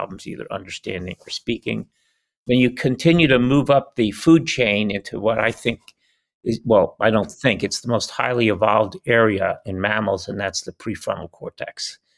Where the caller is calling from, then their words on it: El Cerrito, California, United States; I'm calling in from El Cerrito, California. The Little Hills.